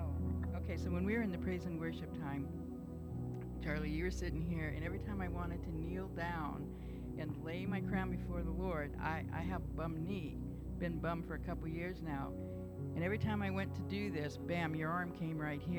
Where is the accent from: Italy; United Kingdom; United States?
United Kingdom; England; I'm an English gardener, if you know me.